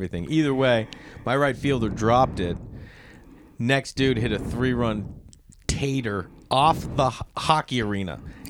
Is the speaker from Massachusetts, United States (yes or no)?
yes; outside of Boston, Massachusetts, United States; now in Los Angeles, United States; where I grew up outside of Boston